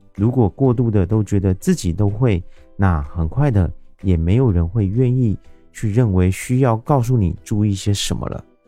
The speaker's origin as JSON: {"language": "Chinese", "country": "Taiwan", "said": "我是一位来自台湾喜欢旅行与热爱交朋友的牙龈"}